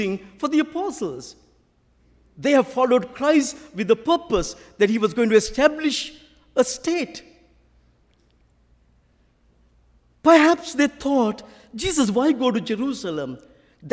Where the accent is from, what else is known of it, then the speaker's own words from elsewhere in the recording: Sri Lanka; accent: Sri Lankan; I will keep to my own original Sri Lankan accent